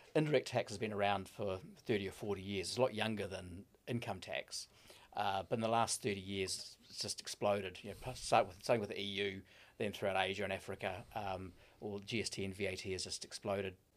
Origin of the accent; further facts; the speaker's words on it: Gisborne, New Zealand; moved away; also born or lived in Auckland, New Zealand / United Kingdom; I'm a Gisborne boy originally.